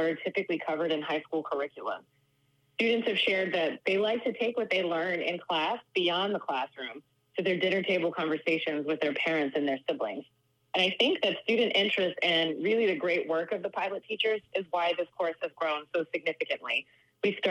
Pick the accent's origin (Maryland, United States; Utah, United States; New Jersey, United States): New Jersey, United States; Deptford; I grew up in South Jersey